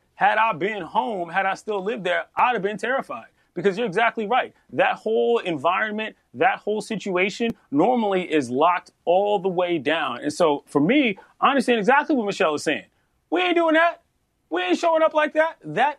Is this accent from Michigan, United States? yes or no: no; Washington, District of Columbia, United States; Never mind the capital of the United States of America, most powerful city in the world, my hometown.